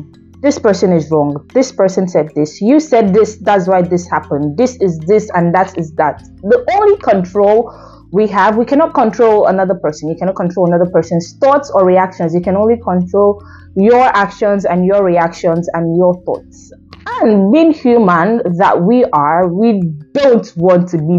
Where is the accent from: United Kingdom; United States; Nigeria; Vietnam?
Nigeria; as a Nigerian that I am